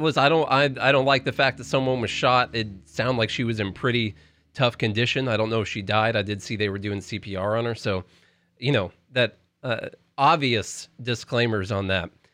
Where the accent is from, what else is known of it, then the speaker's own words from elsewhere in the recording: Nashville, Tennessee, United States; we're from Nashville